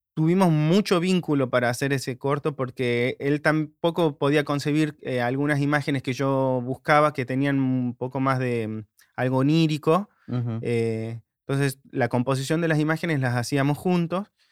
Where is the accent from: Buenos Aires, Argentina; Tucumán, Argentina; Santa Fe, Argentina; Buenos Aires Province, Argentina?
Tucumán, Argentina; De Tucumán